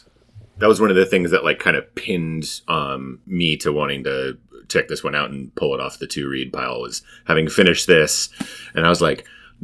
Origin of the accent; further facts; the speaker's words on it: Northern United States, United States; accent: Yankee; I'm a Yankee man.